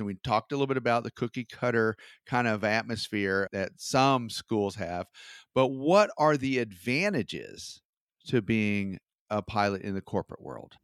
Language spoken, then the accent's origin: English; Georgia, United States; I'm from Georgia